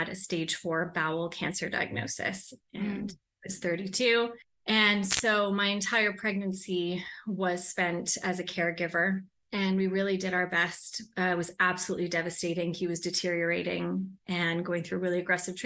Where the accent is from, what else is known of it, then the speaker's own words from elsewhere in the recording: Toronto, Ontario, Canada; moved away as an adult; also born or lived in London, England; I grew up in Toronto.